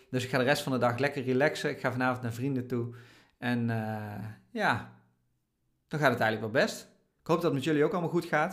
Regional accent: Oirschot, North Brabant, Netherlands; moved away; daar ben ik opgegroeid in Oorschot

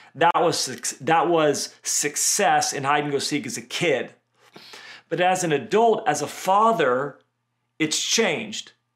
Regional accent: Redding, California, United States; Where I grew up in Redding, California

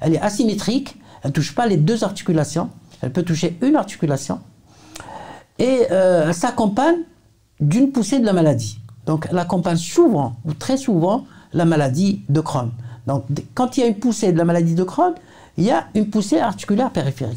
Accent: Algeria; chez nous en Algérie

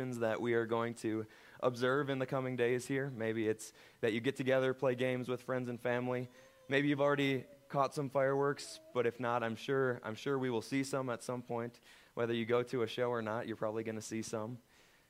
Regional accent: United States; as Americans

